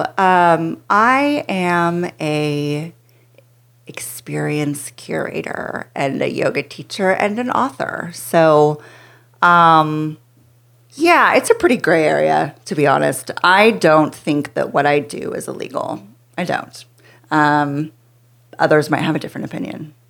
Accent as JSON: {"language": "English", "region": "Pacific Northwest", "country": "United States", "tie": "born or raised there", "moved": "as an adult", "lives_now": "Texas, United States", "said": "I grew up in the Pacific Northwest"}